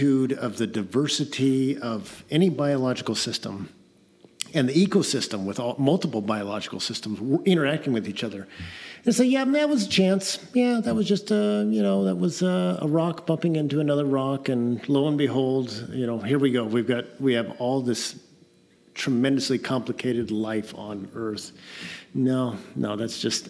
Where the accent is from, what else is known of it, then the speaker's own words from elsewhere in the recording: Eatonville, Washington, United States; also born or lived in Russia; Grew up in Eatonville.